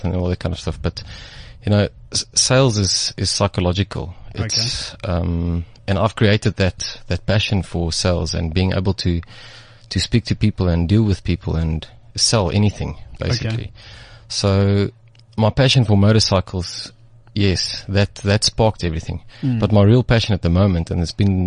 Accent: Centurion, Gauteng, South Africa; I grew up in Centurion. Did my school years in Centurion, well, in a private school

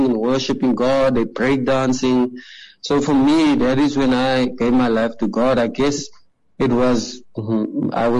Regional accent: Gqeberha, Eastern Cape, South Africa; I grew up in a very impoverished community in PEE, well, now Kaberga, in Shorterville

